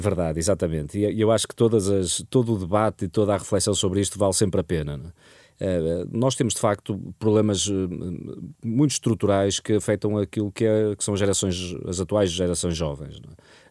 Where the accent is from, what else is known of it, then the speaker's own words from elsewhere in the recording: Portugal; eu, enquanto português